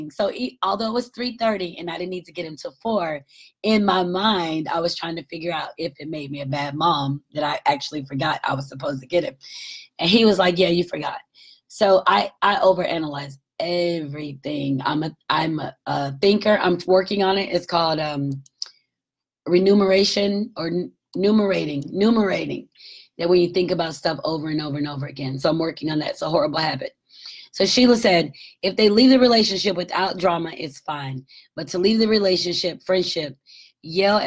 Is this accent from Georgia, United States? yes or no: yes; Marietta, Georgia, United States; moved away; my home is in Marietta, Georgia, north of 27 miles north of Atlanta